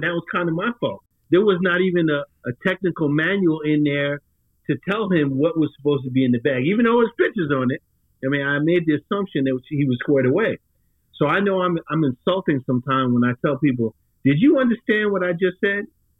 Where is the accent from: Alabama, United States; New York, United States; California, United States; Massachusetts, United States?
New York, United States; I'm from New York.